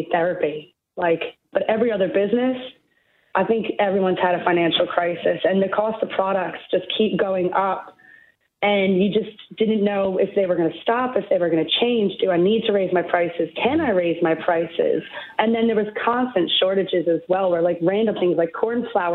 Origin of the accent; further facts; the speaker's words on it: New Jersey, United States; now in Australia; I'm a New Jerseyan